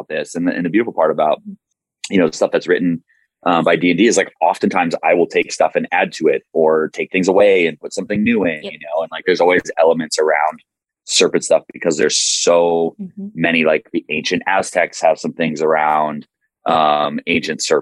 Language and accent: English; Michigan, United States; moved away; so I'm from Michigan originally